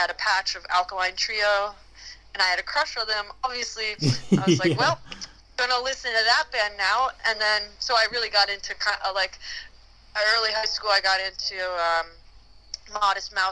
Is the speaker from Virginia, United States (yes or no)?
no; Florida, United States; moved away; I grew up in Florida